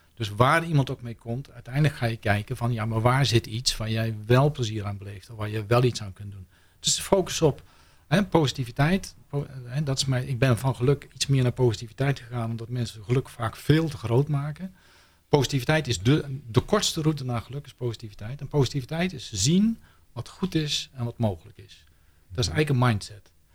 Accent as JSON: {"language": "Dutch", "region": "North Brabant", "country": "Netherlands", "said": "ik kom uit Brabant"}